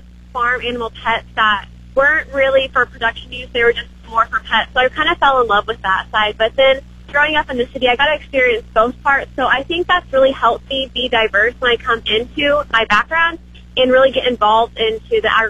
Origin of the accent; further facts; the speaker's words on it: Wichita, Kansas, United States; also born or lived in Hoxie; Well, I was raised in Wichita, and then around my eighth grade year, I moved up to Hoxie, and I got put in a more rural sense of community